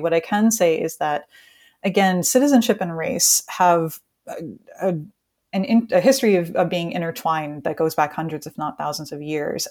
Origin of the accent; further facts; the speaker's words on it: United States; I'm from the United States